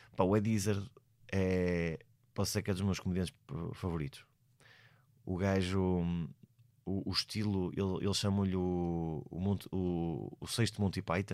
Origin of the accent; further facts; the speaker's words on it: Portugal; eu sou português